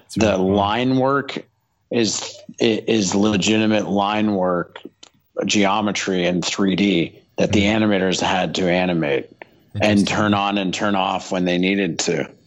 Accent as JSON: {"language": "English", "country": "Canada", "said": "I'm from Canada"}